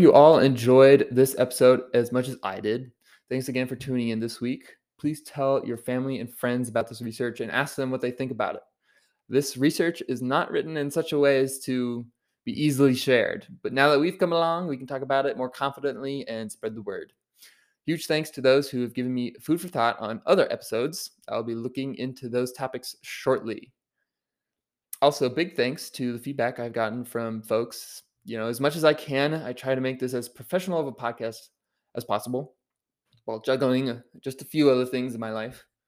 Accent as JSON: {"language": "English", "region": "Maryland", "country": "United States", "tie": "born or raised there", "said": "Baltimore, Maryland, my home state"}